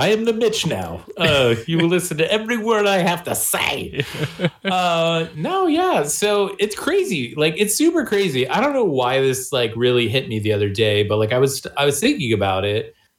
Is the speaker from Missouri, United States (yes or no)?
yes; Missouri, United States; I'm from Missouri.